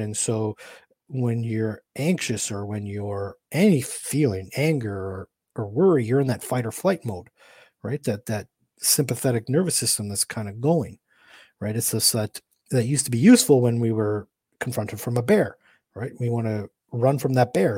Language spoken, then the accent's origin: English; Canada; also born or lived in Michigan, United States / St. Louis, Missouri, United States; I'm from Canada.